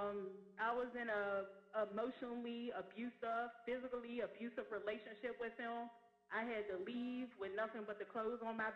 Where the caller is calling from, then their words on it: Pittsburgh, Pennsylvania, United States; I'm coming from Pittsburgh, Pennsylvania.